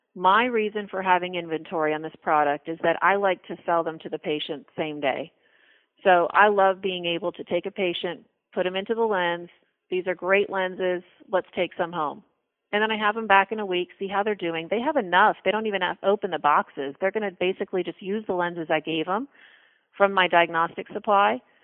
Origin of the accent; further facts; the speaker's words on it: West Palm Beach, Florida, United States; also born or lived in Boston / Tallahassee, Florida; I moved back to my hometown, which is West Palm Beach, Florida.